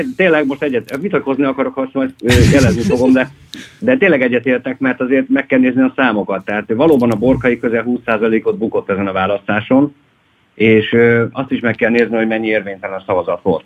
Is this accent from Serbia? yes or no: no; Hódmezővásárhely, Csongrád-Csanád, Hungary; én hódmezővásárhelyi vagyok